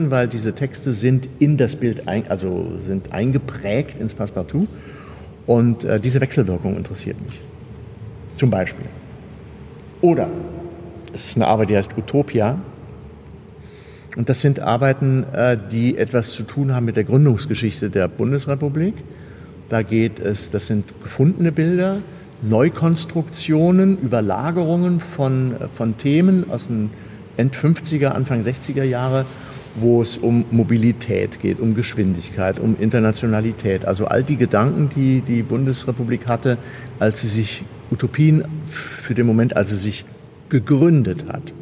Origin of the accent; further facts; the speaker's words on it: Kassel, Hesse, Germany; ich komme ja aus Kassel, das ist ja die Stadt von Jakob und äh, Wilhelm Grimm.